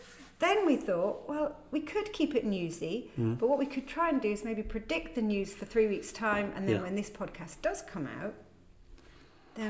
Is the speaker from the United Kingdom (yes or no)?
yes; United Kingdom; I'm very British